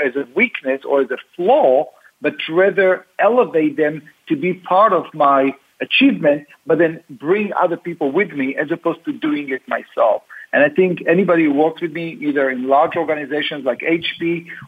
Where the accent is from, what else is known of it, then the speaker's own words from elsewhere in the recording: Tel Aviv, Tel Aviv District, Israel; now in United States; I grew up in Tel Aviv.